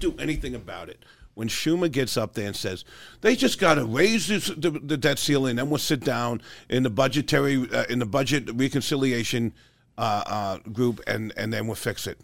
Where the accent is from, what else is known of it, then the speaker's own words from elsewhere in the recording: New York, United States; Growing up in New York